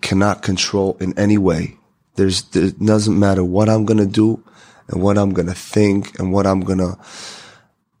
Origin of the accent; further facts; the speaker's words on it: Israel; I came from Israel